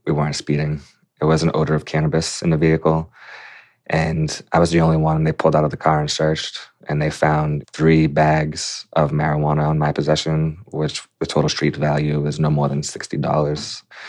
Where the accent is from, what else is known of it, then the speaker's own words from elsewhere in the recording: Quincy, Massachusetts, United States; I was a seventeen-year-old senior at Quincy High. in Quincy, Massachusetts, my hometown